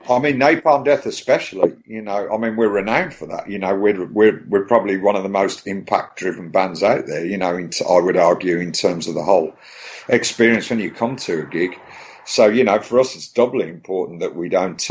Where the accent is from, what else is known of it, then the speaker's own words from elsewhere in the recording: Birmingham, West Midlands, United Kingdom; now in Brighton, United Kingdom; I'm I'm from Birmingham, but I actually live, um, thankfully, um, in these times. Um, I actually lived near the coast, so I lived near Brighton